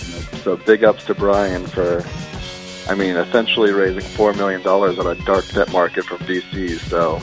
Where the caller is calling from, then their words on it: Brooklyn, New York, United States; I'm located in Brooklyn.